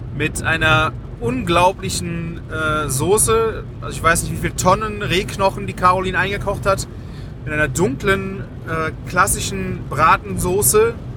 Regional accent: Rhineland, Germany; Bei uns im Rheinland feiert man Karneval.

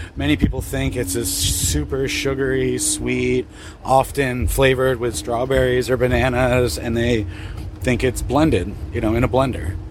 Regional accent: Portland, Oregon, United States; I'm from Portland, Oregon

